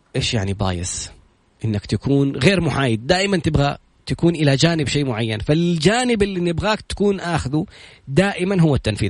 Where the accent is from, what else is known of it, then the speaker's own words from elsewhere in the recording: Saudi Arabia; إحنا كسعوديين